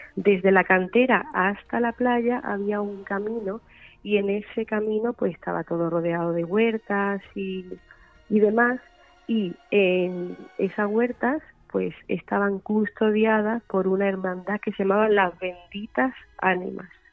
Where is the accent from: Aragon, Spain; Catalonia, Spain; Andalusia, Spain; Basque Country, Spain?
Andalusia, Spain; Málaga; yo soy malagueña y era un poquito homenaje a, mi tierra